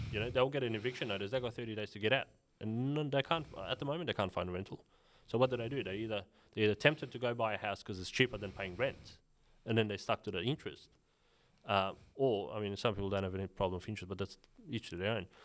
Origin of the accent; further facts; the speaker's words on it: Sydney, New South Wales, Australia; when I was growing up in Sydney, Western Sydney